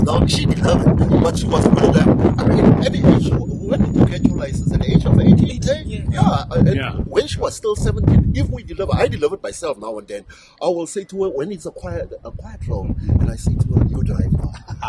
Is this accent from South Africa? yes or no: yes; Johannesburg, Gauteng, South Africa; also born or lived in Western Native Township; I was born in Sophia Town.